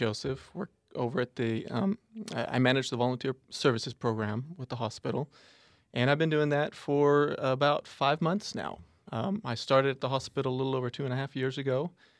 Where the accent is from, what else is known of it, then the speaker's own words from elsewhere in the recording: Mexico; So, like I told you, I grew up in Mexico, spent 15 years there, and it's my first or second language, depending on how you look at it.